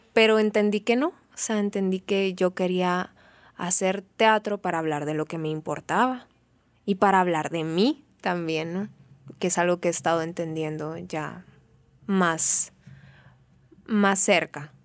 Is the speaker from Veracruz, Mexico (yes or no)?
no; Benjamín Hill, Sonora, Mexico; also born or lived in Hermosillo / Mexico City; Yo crecí en un pueblo, en Benjamin Hill, Sonora, un pueblo ferrocarrilero